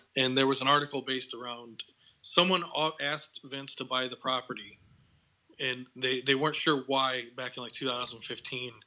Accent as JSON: {"language": "English", "area": "Bear Country", "region": "Midwest", "country": "United States", "tie": "born or raised there", "said": "I grew up in Bear Country"}